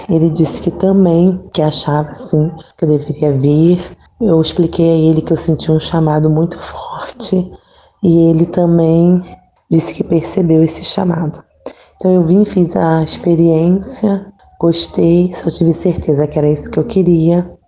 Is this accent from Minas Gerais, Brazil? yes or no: no; Nilópolis, Rio de Janeiro, Brazil; now in Brotas de Macaúba, Brazil; eu sou de Nilópolis, Rio de Janeiro, da província da Imaculada Conceição, da Paróquia Nossa Senhora Aparecida. Tenho 36 anos. Atualmente eu moro no Cocal, povoado do Cocal, município de Brotas de Macaúba, na Bahia.